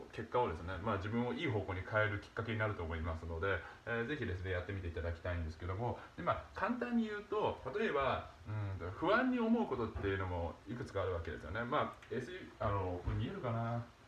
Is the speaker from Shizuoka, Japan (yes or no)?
no; Nagasaki, Japan; 僕、まあ、長崎の出身なんですけどもその長崎の小学校